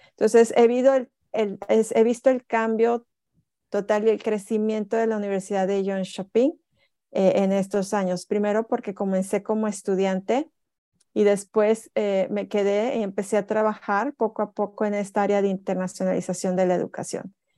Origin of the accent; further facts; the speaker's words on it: Tampico, Tamaulipas, Mexico; moved away as an adult; now in Jönköping, Sweden; yo vengo de Tampico, Tamaulipas, una ciudad donde hace muchísimo calor.